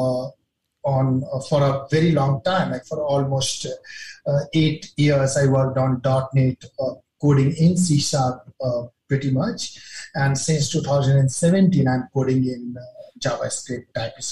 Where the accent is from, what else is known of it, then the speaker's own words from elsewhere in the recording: India; I'm from India